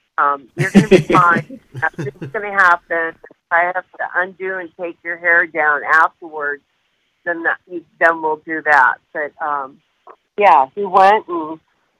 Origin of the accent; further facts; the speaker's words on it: Detroit, Michigan, United States; I grew up in Detroit